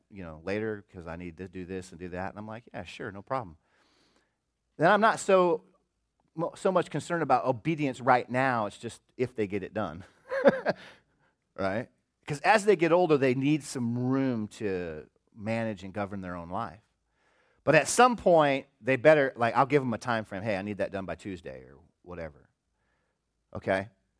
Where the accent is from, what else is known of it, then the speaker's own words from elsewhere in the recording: Des Moines, Iowa, United States; I grew up in Des Moines, Iowa, I guess in the 70s and 80s, and it was a pretty good time, you know.